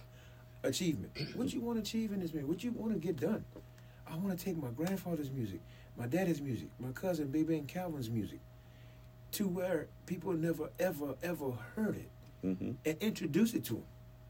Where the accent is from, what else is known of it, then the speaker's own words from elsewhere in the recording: Church Point, Louisiana, United States; I'm from Church Point.